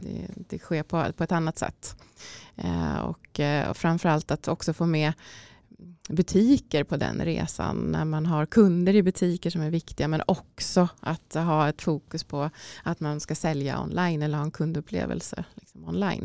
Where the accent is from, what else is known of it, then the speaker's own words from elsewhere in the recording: Ärentuna, Uppsala County, Sweden; min resa börjar uh, i Ärentuna utanför Uppsala skulle jag säga då, där jag är uppvuxen